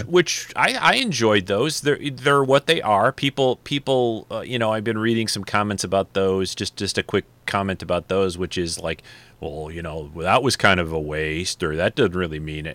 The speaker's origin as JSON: {"language": "English", "town": "Detroit", "region": "Michigan", "country": "United States", "tie": "born or raised there", "said": "I grew up in Detroit"}